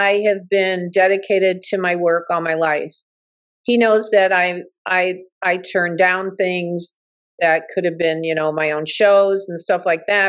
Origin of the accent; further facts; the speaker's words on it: Southfield, Michigan, United States; moved away as an adult; also born or lived in Oak Park, Michigan / Los Angeles; I'm from Southfield, you know, Oak Park, Southfield, Michigan. I'm not Hollywood